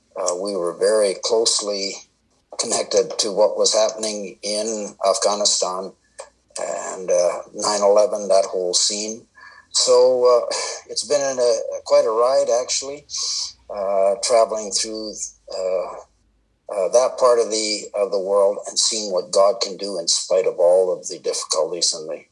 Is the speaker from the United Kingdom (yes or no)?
no; Canada; also born or lived in India; And so I spent most of my first 18 years there. I am Canadian. I came back to Canada to attend Bible college.